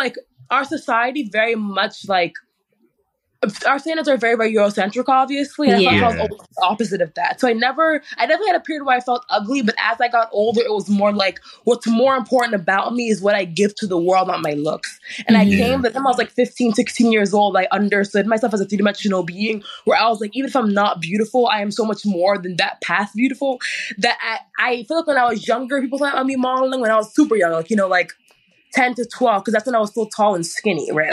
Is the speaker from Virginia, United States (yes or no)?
yes; Alexandria, Virginia, United States; moved away as an adult; also born or lived in Upper Marlboro, Maryland; I was raised in Fairfax, moved to Upper Marlboro when I was about 18 years old.